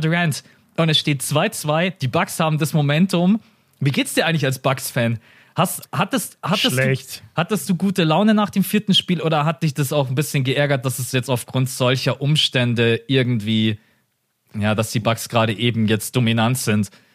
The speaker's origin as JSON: {"language": "German", "country": "Germany", "said": "Das sind wir Deutschen"}